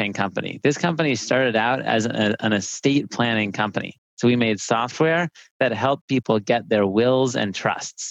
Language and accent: English; San Diego, California, United States; also born or lived in Stanford; So I grew up here in San Diego, which is where I'm calling from